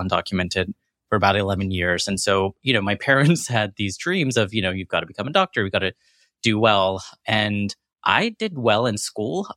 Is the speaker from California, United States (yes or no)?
no; Corsicana, Texas, United States; born or raised there; accent: American; also born or lived in London, United Kingdom / Jackson, Mississippi / New York